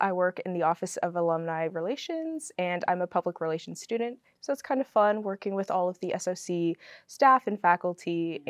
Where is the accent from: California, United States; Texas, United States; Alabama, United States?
California, United States; Southern; moved away as an adult; now in Washington, D.C., United States; I'm from Southern California, so kind of far away. I've never seen snow before.